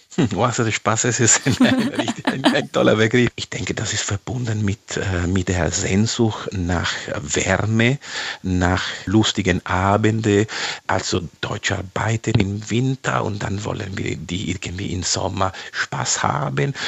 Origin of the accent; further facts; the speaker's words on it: Italy; German is a second language; now in Germany; ich schätze als Italiener